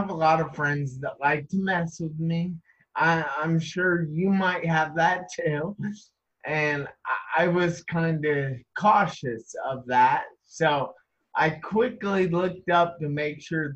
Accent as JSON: {"language": "English", "region": "Ohio", "country": "United States", "said": "I am from Ohio, United States"}